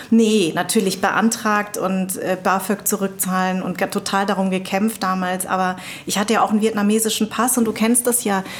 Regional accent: Darmstadt, Hesse, Germany; Darmstadt ist ja auch mein Geburtsort.

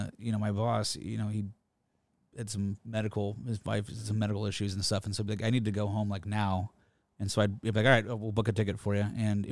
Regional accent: Juneau, Alaska, United States; now in Anchorage, United States; I grew up in Juneau. I went to college and came back pretty much right away after I graduated and lived there for another, decade before I moved to Anchorage fully.

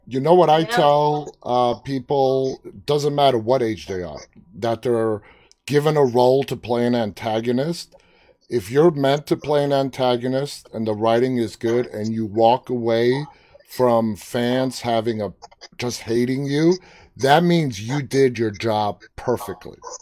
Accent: New York City, New York, United States; I am from New York City

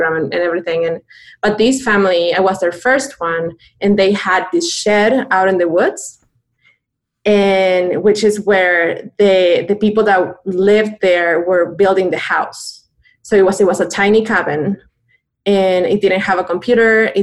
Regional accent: Buenos Aires, Argentina; moved away as an adult; also born or lived in Connecticut; now in United States; I'm born and raised in Buenos Aires, Argentina. I came to the States when I was 20

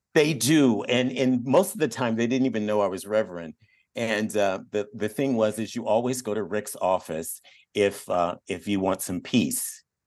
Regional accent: Detroit, Michigan, United States; also born or lived in Eugene, Oregon; now in Sacramento, United States; I grew up in Detroit

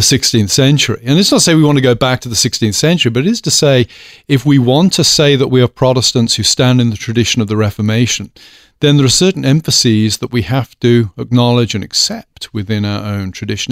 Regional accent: United Kingdom; moved away as an adult; now in United States; as a British person

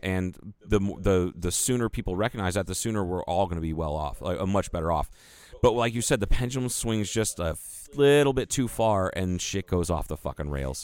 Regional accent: United States; we're white dudes in, that were born and raised in the United States

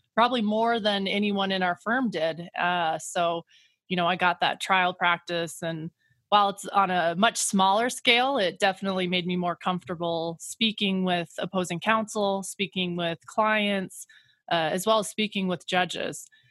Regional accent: Kemmerer, Wyoming, United States; moved away as an adult; now in Grand Junction, United States; I grew up in Wyoming, um, about five hours away from Grand Junction in a small town called Kemmer

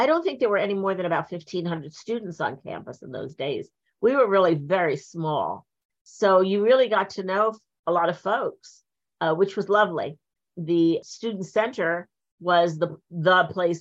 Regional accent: Point Pleasant, New Jersey, United States; also born or lived in Linden, New Jersey; I was born in Linden, so that was North Jersey. But when I was 10, 11, we moved down to the shore, and then I grew up there.

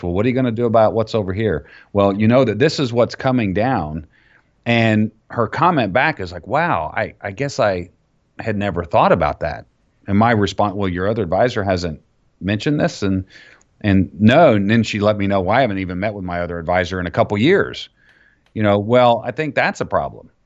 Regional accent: Florida, United States; I grew up down in Florida

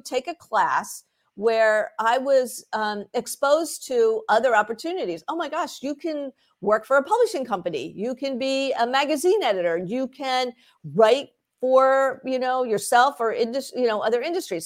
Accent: Philadelphia, Pennsylvania, United States; I grew up in the Philadelphia area

